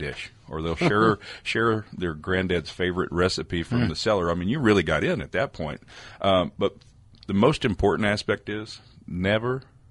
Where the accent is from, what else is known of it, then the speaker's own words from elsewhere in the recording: Compton, California, United States; Actually, since you asked, no, I'm originally from California. I was born in Compton, California.